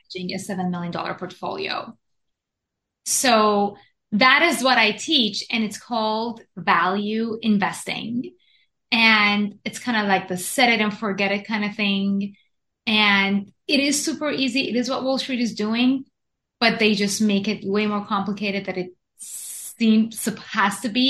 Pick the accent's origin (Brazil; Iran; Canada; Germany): Iran; moved away as an adult; also born or lived in Japan; now in United States; I was born and raised in Iran to a Jewish family, went to Japan, studied engineering in Japan for seven years